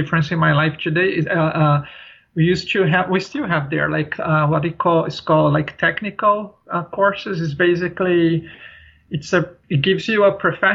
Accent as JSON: {"language": "English", "region": "São Paulo", "country": "Brazil", "tie": "born or raised there", "moved": "yes", "said": "I grew up in a city, you know, like I'm from a big city. São Paulo is the largest city in South America"}